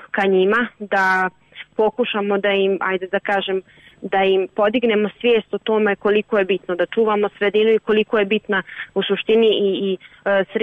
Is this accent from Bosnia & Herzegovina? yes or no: yes; Prijedor, Republika Srpska, Bosnia & Herzegovina